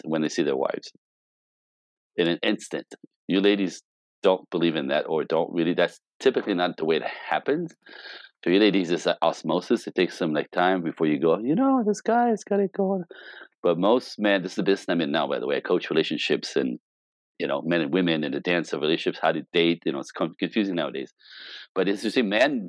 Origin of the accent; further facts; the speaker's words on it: Canada; moved away as an adult; now in Los Angeles, United States; as a Canadian, I'm Canadian.